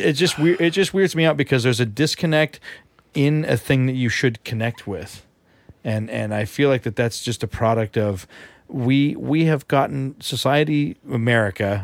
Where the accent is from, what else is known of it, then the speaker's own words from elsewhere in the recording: Colorado, United States; moved away; I'm from Colorado.